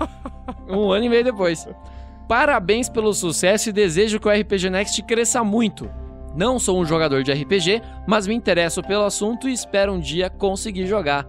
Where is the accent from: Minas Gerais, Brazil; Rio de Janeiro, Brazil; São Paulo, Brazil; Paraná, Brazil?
Paraná, Brazil; Astorga; accent: sotaque de Astorga; now in Curitiba, Brazil; o sotaque de Astorga